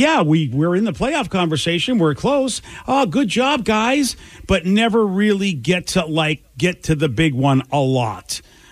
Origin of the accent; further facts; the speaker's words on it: Boston, Massachusetts, United States; now in Seattle, United States; I'm from Boston.